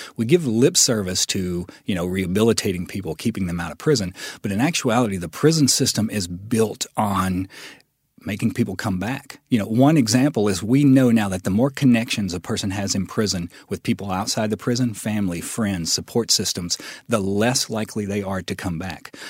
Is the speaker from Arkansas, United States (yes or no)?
yes; West Memphis, Arkansas, United States; born or raised there